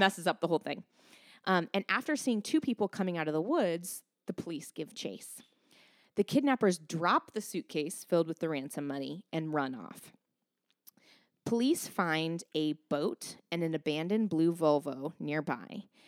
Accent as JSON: {"language": "English", "region": "Pacific Northwest", "country": "United States", "tie": "born or raised there", "moved": "yes"}